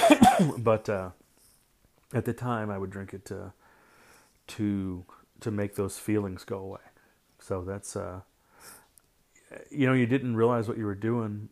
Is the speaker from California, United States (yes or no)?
no; St. Louis, Missouri, United States; I grew up in Saint Louis